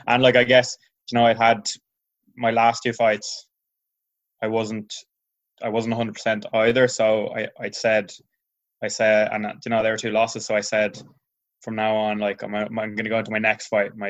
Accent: Tuamgraney, Munster, Ireland; I'm a Clare man, yeah. I'm in Clare now. My family home in Clare

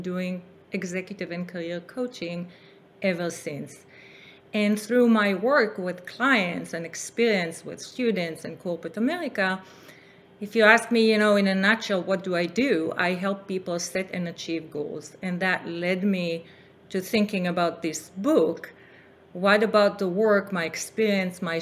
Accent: Israel; moved away as an adult; now in California, United States; I grew up in Israel, which was, you know, a new country, relatively speaking.

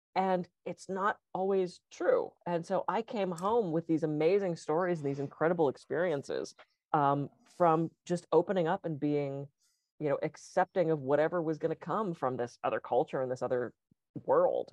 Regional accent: East Coast, United States; moved away; being that I grew up on the East Coast

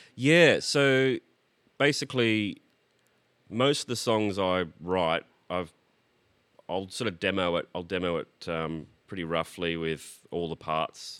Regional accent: Brisbane, Queensland, Australia; moved away as an adult; also born or lived in Sydney; now in Melbourne, Australia; I was born in Sydney but grew up in Brisbane.

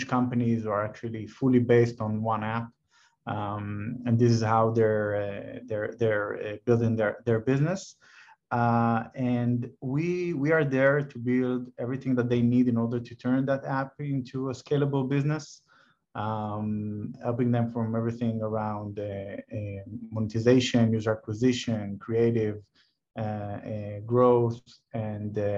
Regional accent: Tel Aviv, Tel Aviv District, Israel; I'm born and raised in Tel Aviv

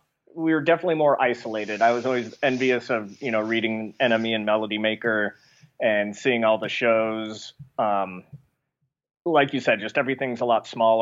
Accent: Nebraska, United States; growing up in Nebraska, you know, any major town is 8 hours away.

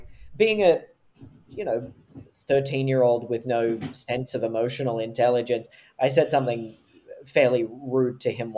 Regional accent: Wollongong, New South Wales, Australia; moved away as an adult; now in United States; This is where I grew up in Wollongong

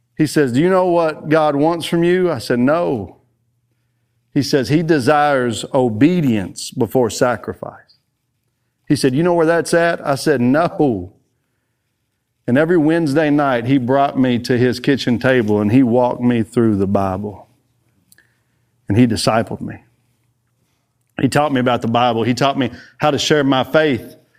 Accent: Texas, United States; I am from Texas.

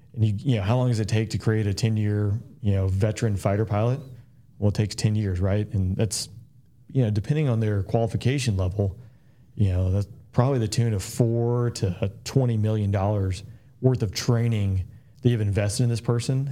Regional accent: Peachtree City, Georgia, United States; growing up in Peachtree City was phenomenal

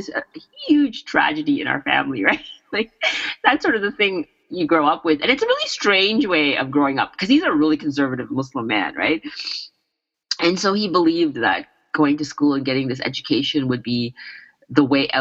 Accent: Brampton, Ontario, Canada; I grew up in Brampton when it was white

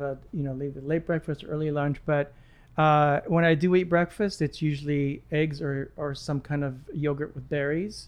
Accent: Lebanon; moved away; also born or lived in Egypt; I was born in Egypt, raised in Lebanon

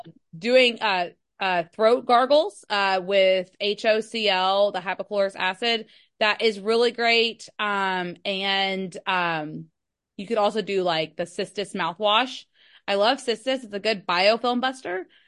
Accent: Kentucky, United States; I'm from Kentucky

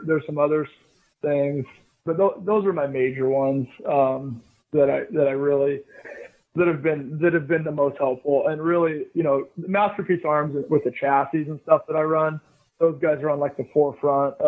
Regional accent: Oregon, United States; I'm from Oregon

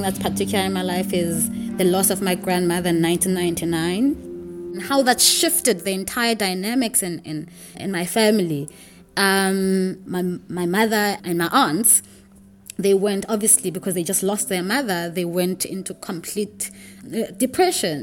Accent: Makhanda, Eastern Cape, South Africa; I grew up in Grahamstown in Makanda

